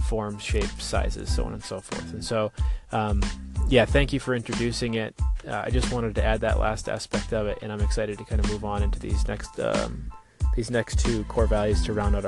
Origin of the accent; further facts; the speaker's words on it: United States; moved away; my hometown, Fargo-Moorhead area, North Dakota, Minnesota